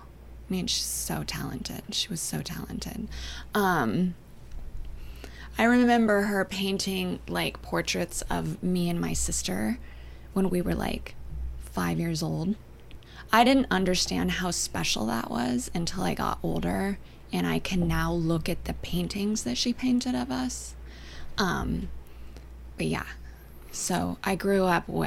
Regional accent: Humboldt County, Northern California, United States; moved away as an adult; also born or lived in Victoria, British Columbia, Canada / Los Angeles, California; now in Savannah, United States; I grew up in California, but in Northern California, in Humboldt County, to be exact, which is super north

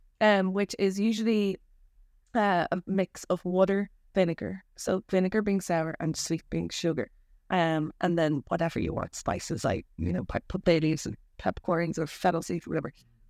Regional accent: Nepal; In India, where I grew up in Nepal, because on my childhood

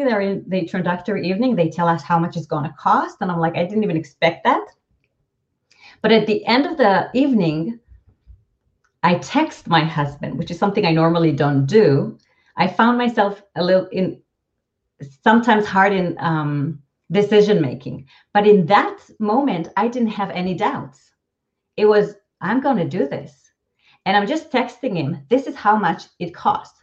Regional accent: Israel; first language Hebrew; English is a second language; moved away as an adult; now in San Francisco Bay Area, United States; growing up in Israel

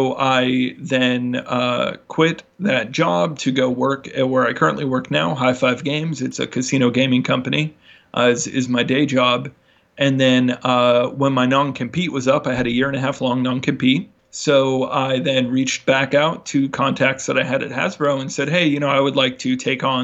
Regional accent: near San Francisco, California, United States; moved away as an adult; also born or lived in New Jersey; I grew up kind of near San Francisco

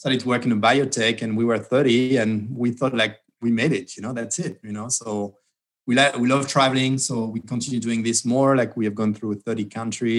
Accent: Bordeaux, Nouvelle-Aquitaine, France; moved away as an adult; also born or lived in Detroit, Michigan / Bay Area, California; now in United States; from a place from Bordeaux

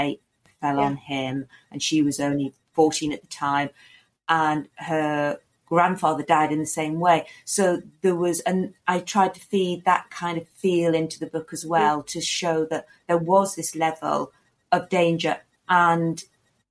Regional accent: Sunderland, North East England, United Kingdom; my hometown of Sunderland. So I was brought up there

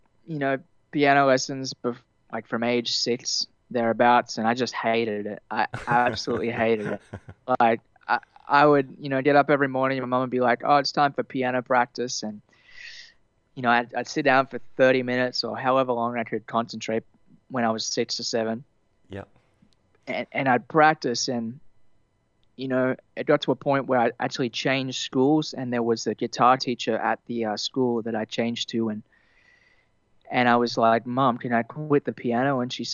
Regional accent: Temagog, New South Wales, Australia; I grew up kind of in Temagog, which is a little west of Kempsey, the mid north

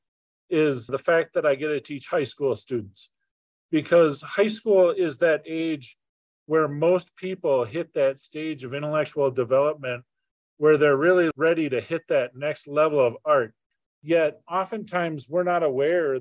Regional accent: Minneapolis–Saint Paul, Minnesota, United States; originally I'm from Minnesota, and I grew up in the Twin Cities back in the 80s.

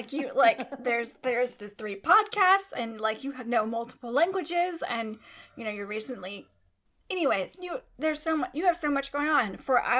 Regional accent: Texas, United States; I'm from Texas.

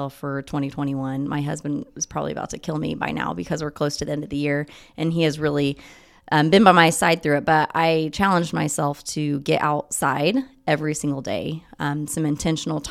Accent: Muncie, Indiana, United States; I'm from Muncie. I went to high school at Wapahani.

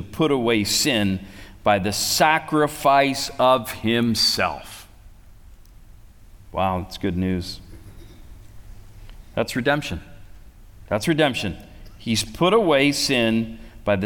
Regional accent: Canada; I say I'm from Canada

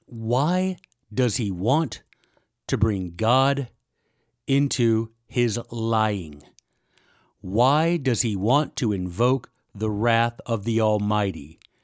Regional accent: Memphis, Tennessee, United States; I'm from Memphis, Tennessee

